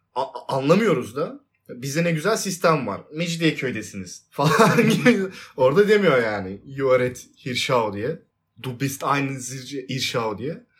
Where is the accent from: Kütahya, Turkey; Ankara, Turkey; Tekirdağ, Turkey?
Tekirdağ, Turkey; Tekirdağlıyım ben